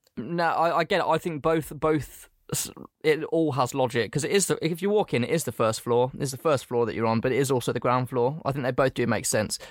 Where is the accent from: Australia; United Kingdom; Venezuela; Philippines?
United Kingdom; England; I was born in England